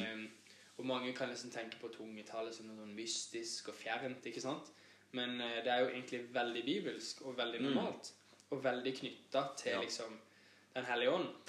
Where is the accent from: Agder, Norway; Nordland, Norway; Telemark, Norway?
Agder, Norway; Kristiansand; født og oppvokst på Gimlekollen i Kristiansand